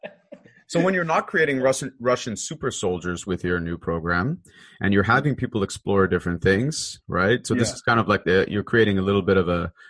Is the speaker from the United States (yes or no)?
no; Canada; I'm Canadian